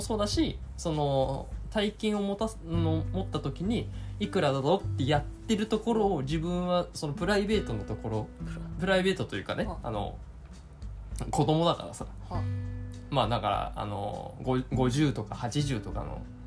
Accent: Kanto, Japan; 育ちも関東になります

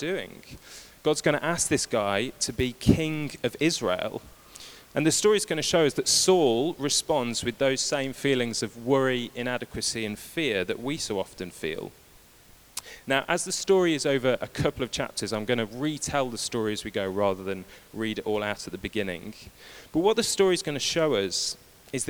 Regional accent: United Kingdom; we're British

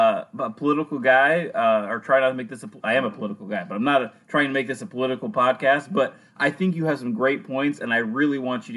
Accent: Lewis County, Washington, United States; I'm from Lewis County

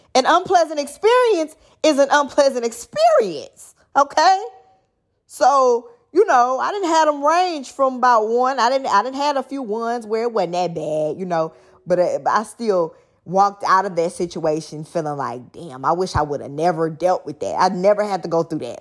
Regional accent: Dallas, Texas, United States; I'm from Dallas

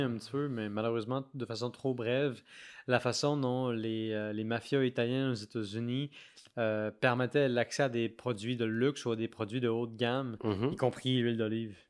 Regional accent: Quebec City, Quebec, Canada; je viens de Québec

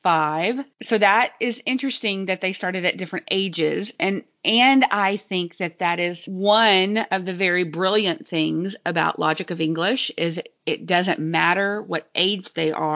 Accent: Texas, United States; Being a Texan, I knew that my phonograms were a little bit drawn out and some had some big diphthongs in them.

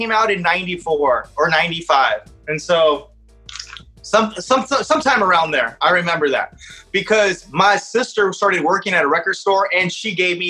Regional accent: Palm Desert, California, United States; I was born in Palm Springs. You know, Palm Desert's my hometown, but my parents are from Mexico. So every summer, I would go to Mexico

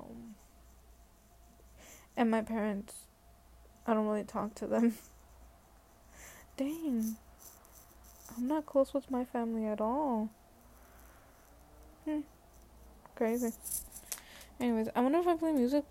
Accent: Atlanta, Georgia, United States; I am from Atlanta. I was born at Atlanta Medical Center

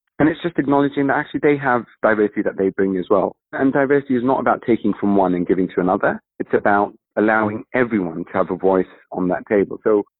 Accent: Kenya; my actual background is East African, so I'm from Kenya

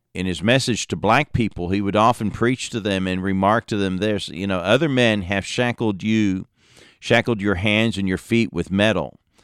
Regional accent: Lafayette, Indiana, United States; I was born in Indiana, born in Lafayette

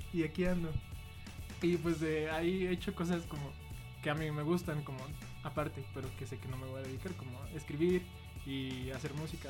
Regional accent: Guadalajara, Jalisco, Mexico; now in Mexico City, Mexico; vengo de Guadalajara. Ahí hice más carrera principalmente y aquí vine a estudiar

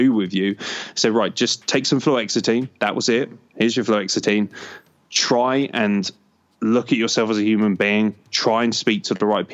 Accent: Lincoln, East Midlands, United Kingdom; Lincoln City, which is my local team. I was born in Lincoln

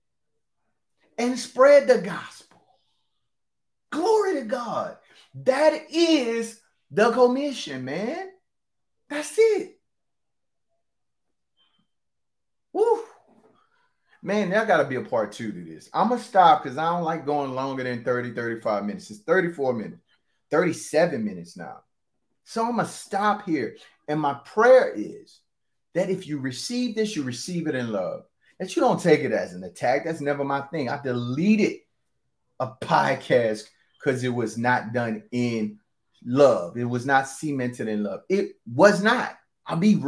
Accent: the Bible Belt, Southern United States, United States; I'm from the Bible Belt.

